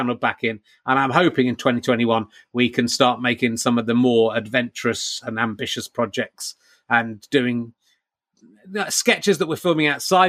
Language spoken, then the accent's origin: English; England, United Kingdom; being from the UK and being English in particular